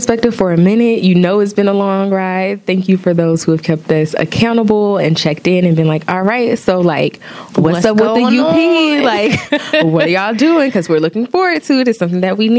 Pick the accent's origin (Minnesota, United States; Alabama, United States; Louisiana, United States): Alabama, United States; Opelika; now in New York City, United States; I'm from Opelika, Alabama, and I currently live in New York City.